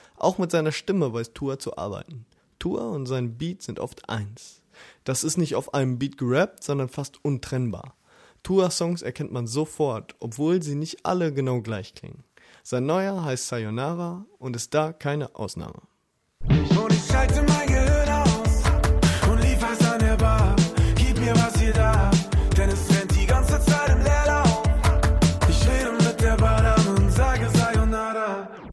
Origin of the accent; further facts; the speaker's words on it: Essen, North Rhine-Westphalia, Germany; Mein Geburtsort teilt sich nicht nur mit Duisburg die beste Uni Deutschlands